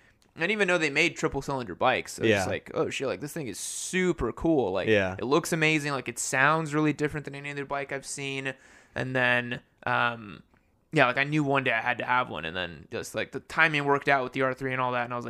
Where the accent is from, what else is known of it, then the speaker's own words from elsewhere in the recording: Brazil; so he, so, like, we're from Brazil. And so, like, he... this is, like, back in the 70s.